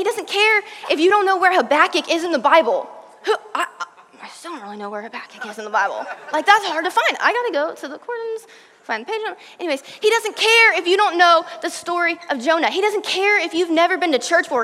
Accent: Virginia, United States; now in Texas, United States; I'm from Virginia.

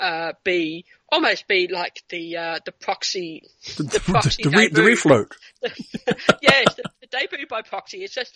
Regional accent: New Zealand; now in Australia; my time growing up in New Zealand

